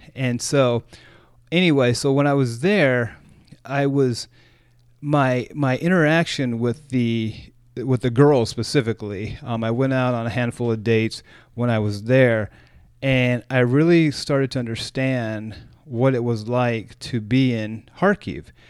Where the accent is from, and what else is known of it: United States